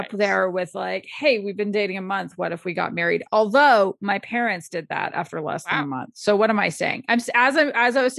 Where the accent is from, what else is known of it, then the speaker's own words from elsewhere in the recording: Windsor, Ontario, Canada; now in Alberta, Canada; I grew up in the Windsor, Detroit, like in the side of the Windsor, Detroit border area